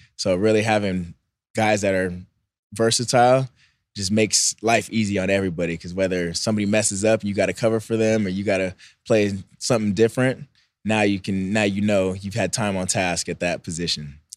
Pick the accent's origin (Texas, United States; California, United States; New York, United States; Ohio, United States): California, United States; Bay Area; also born or lived in Philippines; I went to school in the Bay Area. All my family's from the Bay Area, so it's kinda like a, I grew up there half the time